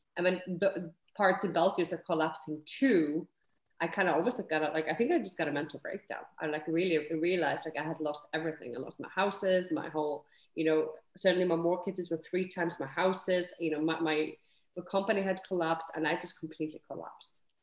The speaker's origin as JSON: {"language": "English", "country": "Iceland", "tie": "born or raised there", "also_born_or_lived": "London / Edinburgh", "moved": "as an adult", "lives_now": "Netherlands", "said": "I am Icelandic. So, you know, I'm born and bred in Iceland, but I have lived, you know, and now I live in Netherlands, but I've lived, you know, in nine countries"}